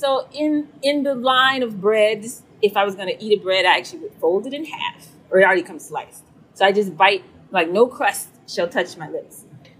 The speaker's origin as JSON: {"language": "English", "town": "Atlanta", "region": "Georgia", "country": "United States", "tie": "born or raised there", "said": "I was born and raised in Atlanta, Georgia."}